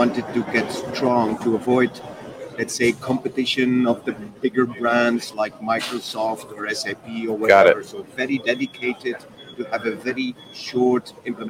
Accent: Flanders, Belgium; We're from Belgium, Europe.

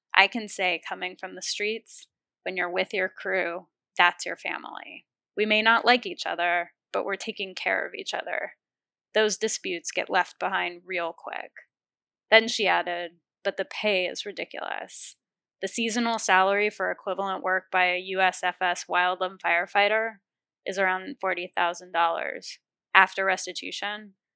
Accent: Los Angeles, California, United States; also born or lived in Oakland, California / Berkeley, California; I grew up in Los Angeles

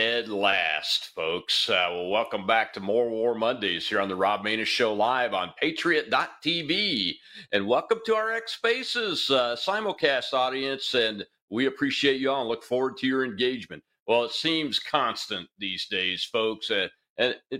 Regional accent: Mississippi, United States; Mississippi, my home state

